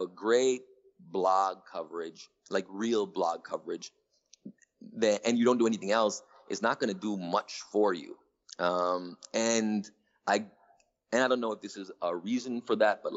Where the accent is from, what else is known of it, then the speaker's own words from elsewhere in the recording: Toronto, Ontario, Canada; moved away as an adult; also born or lived in New York / Atlanta; I growing up in Toronto, which is it's the main city in Canada